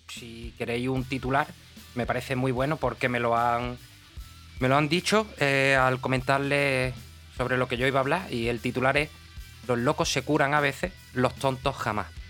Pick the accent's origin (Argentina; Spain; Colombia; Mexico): Spain; Somos españoles